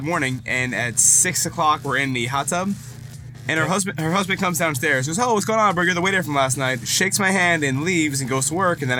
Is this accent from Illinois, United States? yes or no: no; Jupiter, Florida, United States; I was used to live in Jupiter. That's my hometown there.